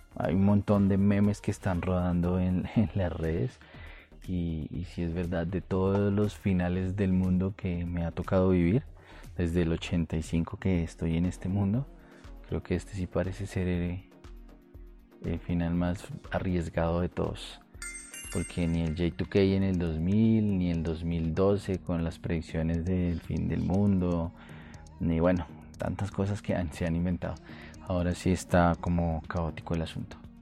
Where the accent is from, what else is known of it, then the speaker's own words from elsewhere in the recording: Colombia; now in Bogotá, Colombia; mi país, en Colombia, precisamente en Bogotá